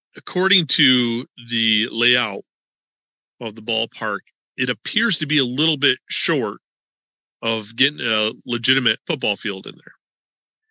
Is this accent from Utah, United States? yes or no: no; New York, United States; now in Florida, United States; I was from New York and you have your ties to New York.